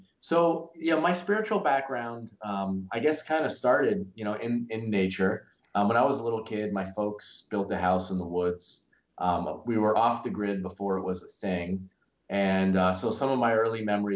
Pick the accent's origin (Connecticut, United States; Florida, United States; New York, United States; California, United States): Connecticut, United States; moved away as an adult; also born or lived in North Carolina; growing up in Connecticut, the old stone walls and the maple trees and the little rivers were very soothing for me as a kid